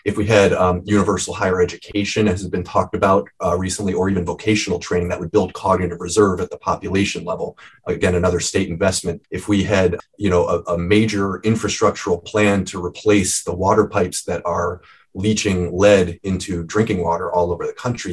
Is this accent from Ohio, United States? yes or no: yes; Cleveland, Ohio, United States; I am originally from Cleveland